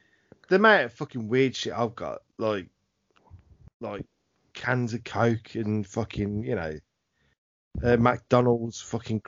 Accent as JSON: {"language": "English", "region": "England", "country": "United Kingdom", "said": "We're English, aren't we?"}